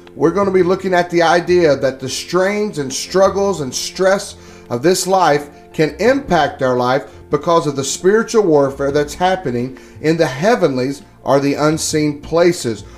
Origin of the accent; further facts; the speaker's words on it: North Carolina, United States; moved away; I'm from North Carolina. And I've tried for twenty-one or two, I don't know how long I've been here, years to shake this accent, but I can't do it